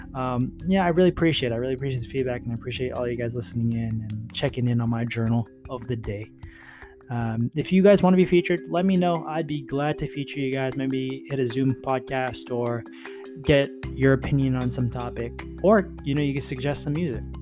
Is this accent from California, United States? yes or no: yes; California, United States; I was born in California.